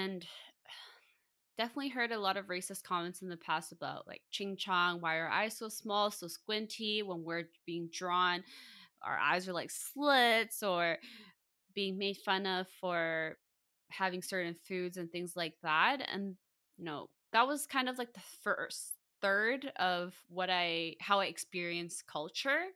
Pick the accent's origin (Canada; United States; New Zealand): Canada; Vancouver, British Columbia; born and raised in Vancouver